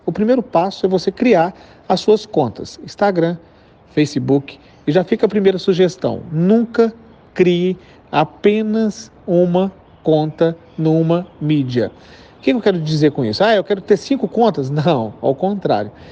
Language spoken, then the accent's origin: Portuguese; interior of Minas Gerais, Brazil; accent: rolled/strong R of Minas; eu sou de Minas, então eu puxo muito R. E além de ser do interior de Minas